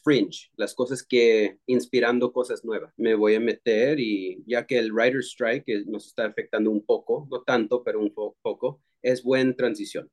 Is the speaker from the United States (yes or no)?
yes; Texas, United States; moved away as an adult; also born or lived in California; now in Los Angeles, United States; soy bilingüe latino de Texas. Eh, llegué a California eh, ya hace 14 años